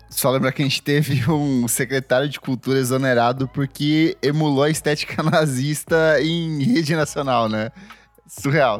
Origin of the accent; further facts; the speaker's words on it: interior of Paraná, Brazil; moved away; eu venho do interior do Paraná